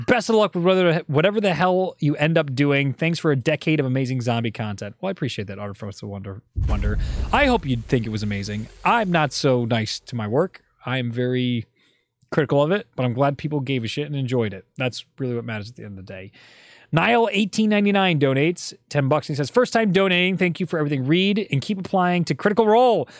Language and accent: English; Northeast, United States; We're all basically from the Northeast and white Italian boys around the same age